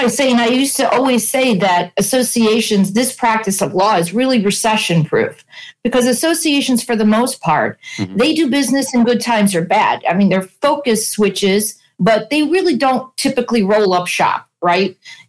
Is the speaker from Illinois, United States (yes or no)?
yes; Chicago, Illinois, United States; now in Florida, United States; I grew up in Chicago.